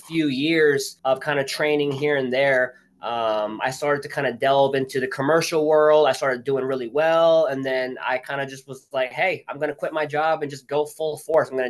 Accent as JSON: {"language": "English", "region": "New Jersey", "country": "United States", "moved": "as an adult", "lives_now": "New York City, United States", "said": "I'm originally from Jersey, and I'm the Jerseyest Jersey boy you will ever meet"}